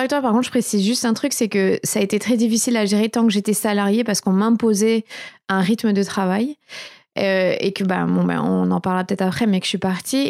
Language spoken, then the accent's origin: French; Bordeaux, Nouvelle-Aquitaine, France; also born or lived in Paris / United States; j'ai grandi à Bordeaux